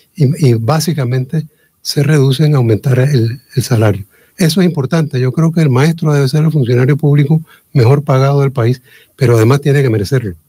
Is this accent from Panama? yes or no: yes; Chiriquí, Panama; somos nosotros todos chiricanos